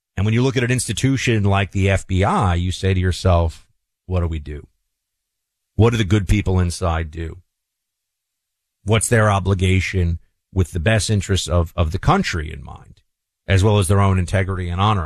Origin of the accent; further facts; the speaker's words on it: New York City, New York, United States; my hometown, on my city